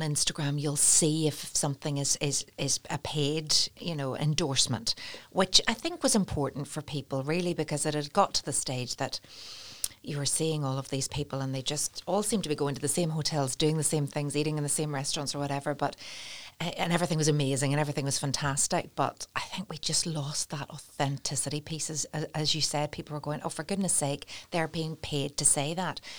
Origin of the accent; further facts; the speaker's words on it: Portstewart, Northern Ireland, United Kingdom; I'm from Port Stewart